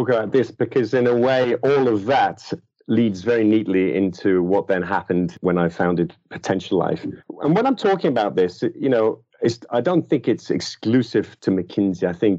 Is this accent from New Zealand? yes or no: no; Liverpool, North West England, United Kingdom; So basically, I'm from originally from Liverpool, although you'll struggle to find much of that in my accent today.